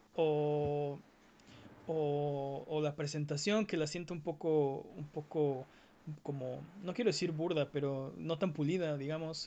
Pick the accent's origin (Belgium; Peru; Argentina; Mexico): Mexico; los que somos de México